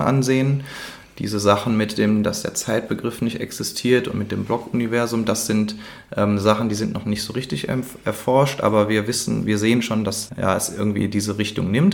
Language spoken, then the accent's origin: German; Cologne, North Rhine-Westphalia, Germany; für mich als Kölner